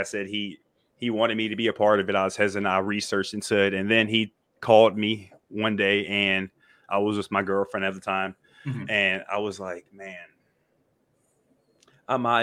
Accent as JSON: {"language": "English", "town": "Perryville", "region": "Louisiana", "country": "United States", "also_born_or_lived": "Minnesota", "moved": "as an adult", "said": "I'm from Perryville, Louisiana. I played football at Dutchtown High School"}